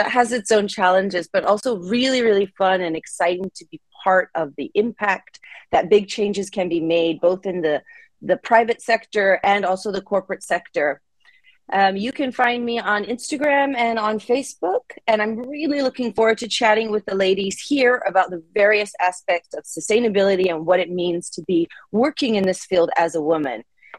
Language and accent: English; Japan; also born or lived in United States; I grew up in Japan, in rural Japan. I'm originally from the U.S.